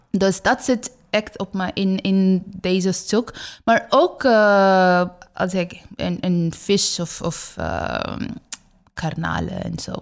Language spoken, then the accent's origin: Dutch; West Bengal, India; Dutch is a second language; now in Netherlands; ik kom uit Oost. Ik heb daar eh, geboren